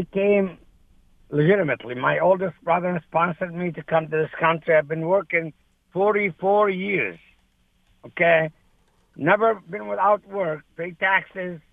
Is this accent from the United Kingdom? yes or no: no; Lebanon; moved away as an adult; also born or lived in Saudi Arabia; now in United States; I am from Lebanon.